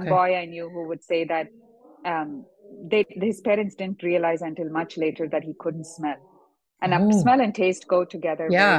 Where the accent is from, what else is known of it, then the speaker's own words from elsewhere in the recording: South India, India; moved away; when I grew up in India